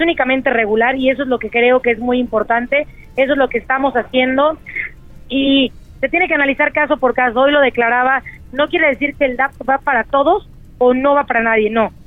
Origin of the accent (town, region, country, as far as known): Puebla, Mexico